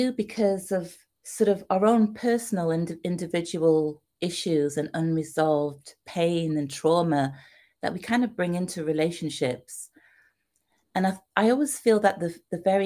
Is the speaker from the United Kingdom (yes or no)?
yes; United Kingdom; moved away as an adult; also born or lived in Trinidad; now in United States; as you can tell by my accent, I'm from the UK. And I came to America